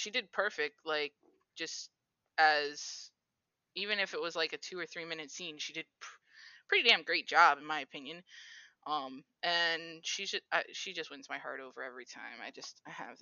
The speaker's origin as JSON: {"language": "English", "town": "Chicago", "region": "Illinois", "country": "United States", "moved": "yes", "said": "I'm from Chicago originally"}